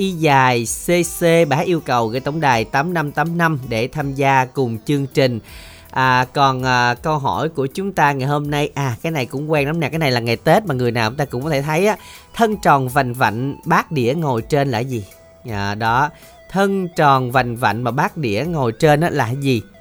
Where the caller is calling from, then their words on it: Tan An, Long An, Vietnam; ở thành phố Tân An.